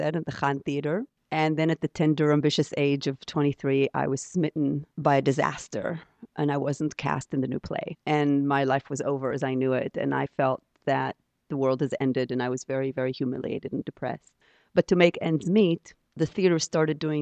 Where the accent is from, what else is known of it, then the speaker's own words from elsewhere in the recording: Jerusalem, Jerusalem District, Israel; first language Hebrew; English is a second language; moved away as an adult; also born or lived in Stanford, United States / New York City, United States; now in United States; I grew up in Jerusalem in Israel